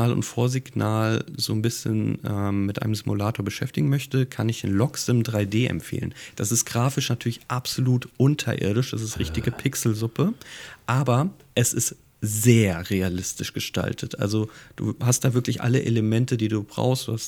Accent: Hamburg, Germany; Mich erinnert das als Hamburger natürlich hier so ein bisschen an das Miniatur Wunderland

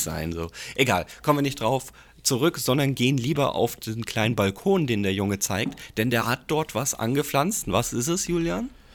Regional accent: Giessen, Hesse, Germany; Ich komme ja gebürtig aus Gießen

